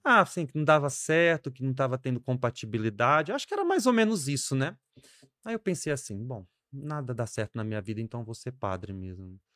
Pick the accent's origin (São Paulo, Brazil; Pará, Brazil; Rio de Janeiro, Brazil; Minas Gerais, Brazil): Pará, Brazil; Marabá; also born or lived in Espírito Santo, Brazil; now in Parauapebas, Brazil; No Espírito Santo eu fiquei até uns nove, depois eu vim para Marabá